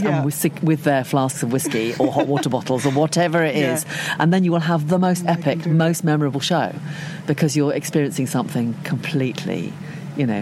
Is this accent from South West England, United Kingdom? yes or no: yes; Cornwall, South West England, United Kingdom; When I was growing up in Cornwall, there were no theatres, literally no theatres.